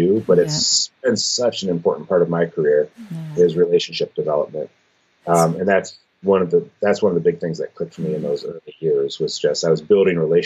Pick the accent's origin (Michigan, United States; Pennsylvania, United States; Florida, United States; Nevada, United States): Michigan, United States; I was from Michigan and intended to stay in Michigan